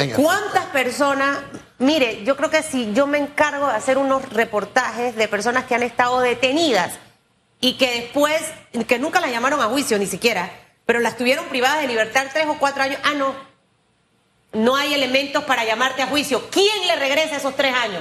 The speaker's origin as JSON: {"language": "Spanish", "country": "Panama", "said": "como panameños"}